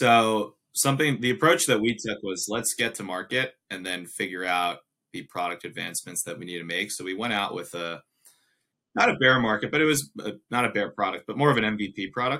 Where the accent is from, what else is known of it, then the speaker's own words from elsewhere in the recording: United States; being an American